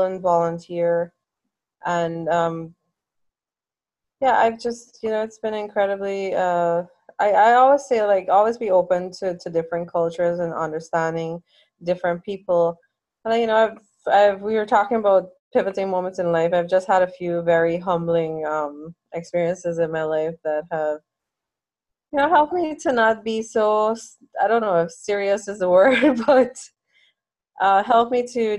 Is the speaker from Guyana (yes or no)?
yes; Guyana; growing up in Guyana was good for me